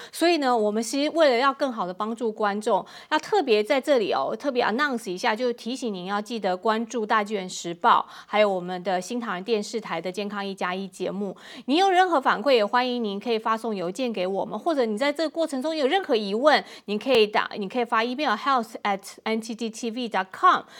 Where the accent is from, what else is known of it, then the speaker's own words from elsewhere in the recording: Taiwan; 我来自台湾